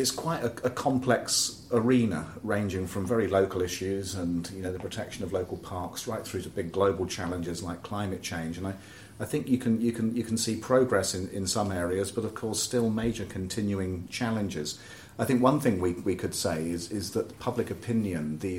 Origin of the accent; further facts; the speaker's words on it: Oxford, South East England, United Kingdom; I grew up in Oxford